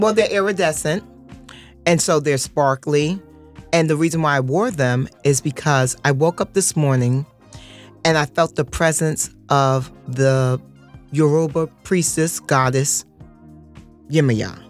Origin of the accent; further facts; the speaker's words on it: New York City, New York, United States; growing up in Harlem